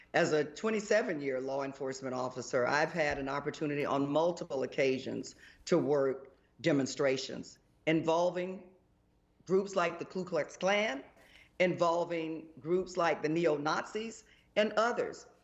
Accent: Jacksonville, Florida, United States; also born or lived in Tallahassee, Florida / Orlando, Florida; I was born and raised in Jacksonville

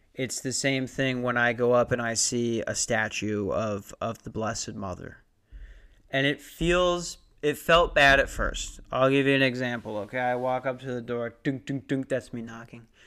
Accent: Lakeville, Minnesota, United States; moved away; I'm from Lakeville.

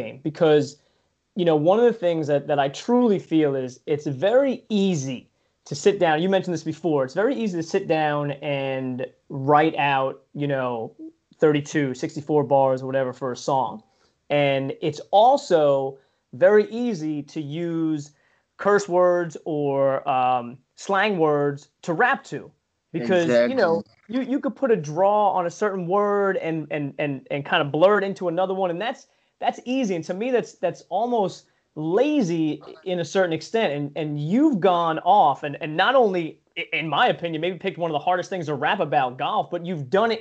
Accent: Long Island, New York, United States; now in Pennsylvania, United States; I grew up on Long Island where you literally live on top of people. I live in PA

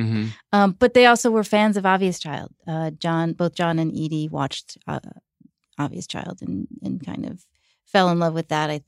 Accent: New York, United States; born or raised there

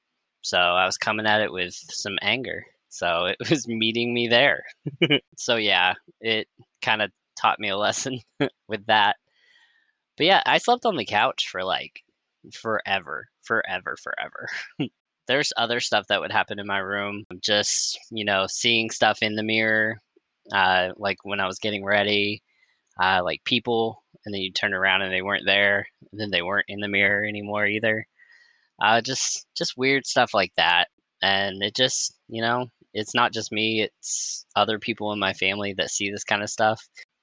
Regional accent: the South, United States; We grew up in the South, which comes with a whole lot of superstition passed down between generations.

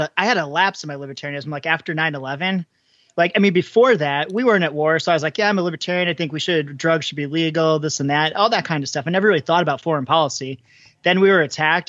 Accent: Pennsylvania, United States; I'm I'm from Pennsylvania too.

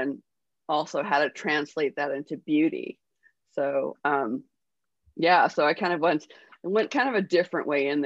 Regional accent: Honolulu, Hawaii, United States; moved away; I was born in Honolulu

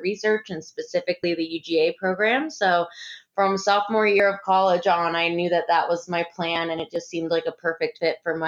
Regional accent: New Hampshire, United States; moved away as an adult; also born or lived in London; now in Atlanta, United States; I'm actually from New Hampshire, but I came down south for college and grad school

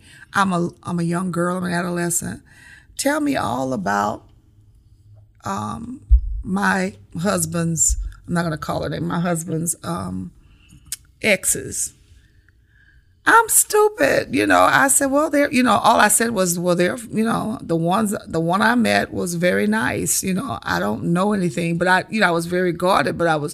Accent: Houston, Texas, United States; moved away as an adult; also born or lived in South Carolina; I grew up in Houston, Texas, where the code of my existence was to mind your own business

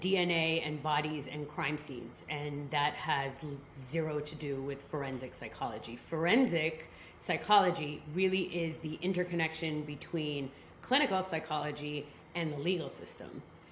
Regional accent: New York, United States; moved away as an adult; now in Miami, United States; I grew up in New York

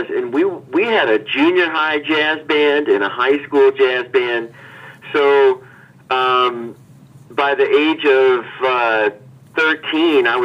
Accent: Hannibal, Missouri, United States; now in New York, United States; well, first of all, um, Hannibal was a place where you could dream um, wide open.

